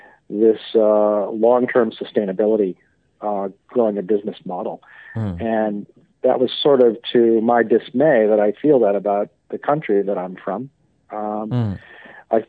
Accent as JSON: {"language": "English", "country": "United States", "said": "I say that as an American"}